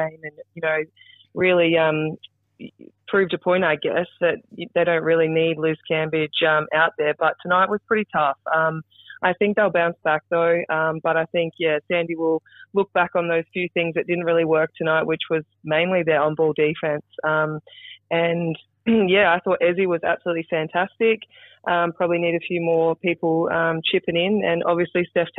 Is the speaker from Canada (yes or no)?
no; South Australia, Australia; Yeah, I grew up in South Australia, 3 hours north of Adelaide, actually, born and bred on a farm.